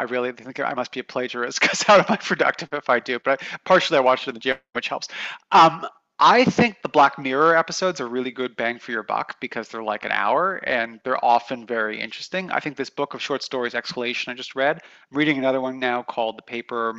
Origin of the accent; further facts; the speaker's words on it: Canada; moved away; I grew up in Canada